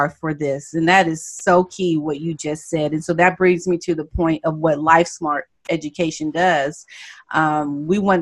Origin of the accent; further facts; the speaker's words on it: United States; I had that arrogance about I'm an American